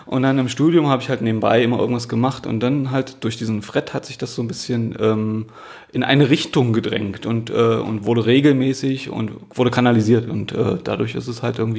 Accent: Halle, Saxony-Anhalt, Germany; also born or lived in Magdeburg / Stuttgart; now in Berlin, Germany; Ich komme eigentlich aus Halle, habe in Magdeburg studiert, habe in Stuttgart gearbeitet, war in Tuttlingen eine Zeit lang, dann in Nürnberg

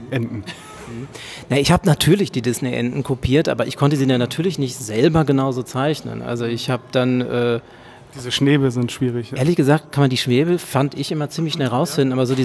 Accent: North Rhine-Westphalia, Germany; now in Berlin, Germany; Ja, also erstmal, ich komme aus dem Ruhrgebiet. Ich bin also nach Berlin zugezogen

